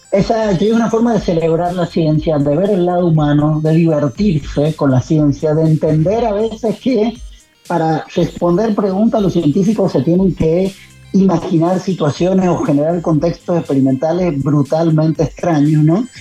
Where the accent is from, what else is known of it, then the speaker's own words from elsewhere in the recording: San Juan, Argentina; soy de San Juan